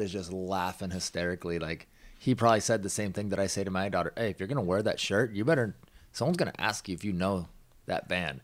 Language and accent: English; Washington, United States; I grew up in Washington, so we didn't have that station there